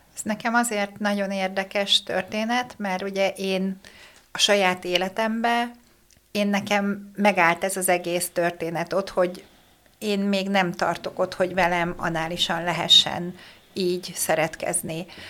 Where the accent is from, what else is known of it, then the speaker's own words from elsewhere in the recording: Hungary; én vidéki lány vagyok